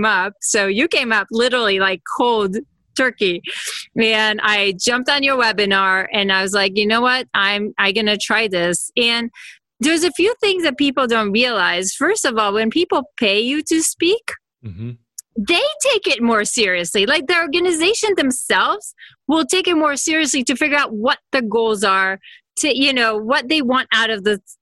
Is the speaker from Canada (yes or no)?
no; Israel; now in California, United States; I'm from Israel, but I'm in California now.